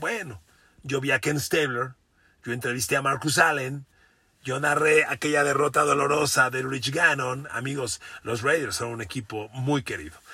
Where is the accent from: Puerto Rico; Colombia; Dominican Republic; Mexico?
Mexico